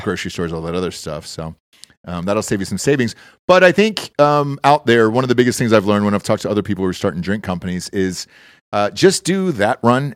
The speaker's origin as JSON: {"language": "English", "region": "Georgia", "country": "United States", "moved": "yes", "said": "I'm from Georgia, and everything's peaches there originally. So I was like, cool, I grew up on it"}